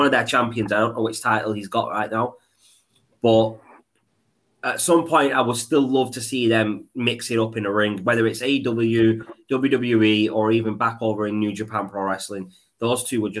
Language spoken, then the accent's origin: English; Pakistan; me being Pakistani